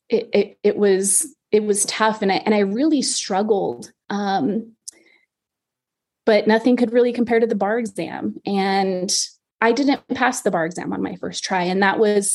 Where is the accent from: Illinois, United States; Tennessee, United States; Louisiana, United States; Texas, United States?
Texas, United States; El Paso; I'm originally from Texas. I was born and raised in El Paso